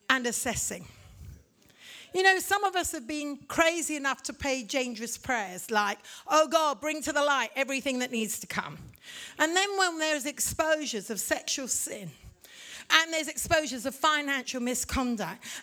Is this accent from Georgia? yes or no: no; India; also born or lived in Africa; I'm a missionary kid from India. I grew up in Africa. I'm as much Irish as I am English.